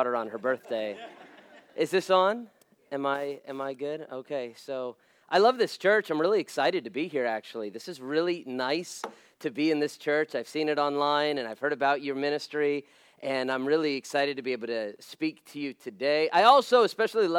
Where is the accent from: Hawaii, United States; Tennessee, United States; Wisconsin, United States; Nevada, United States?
Nevada, United States; Las Vegas; I was born and raised in Las Vegas, so in fact, it's interesting being a pastor there